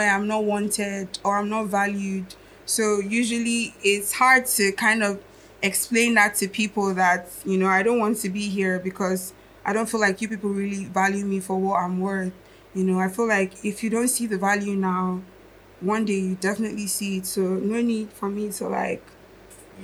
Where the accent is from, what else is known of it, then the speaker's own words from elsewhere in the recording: Akwa Ibom, Nigeria; also born or lived in Lagos; I was born in Lagos, but I didn't grow up in Lagos. I grew up in the south of Nigeria, Akwa Ibom